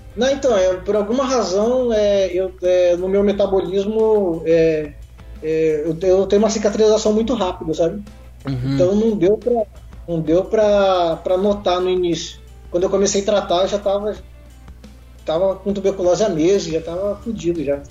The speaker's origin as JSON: {"language": "Portuguese", "region": "São Paulo", "country": "Brazil", "tie": "born or raised there", "also_born_or_lived": "Goiânia / Pantanal, Mato Grosso do Sul", "moved": "as an adult", "lives_now": "Mato Grosso do Sul, Brazil", "said": "eu nasci em São Paulo, cresci em São Paulo"}